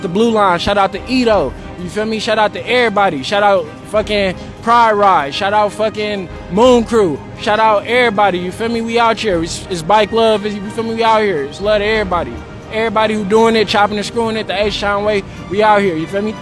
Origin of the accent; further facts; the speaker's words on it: the Bay Area, California, United States; now in Texas, United States; I'm from the Bay, I'm a California Bear, but I'm out here bringing Texas heat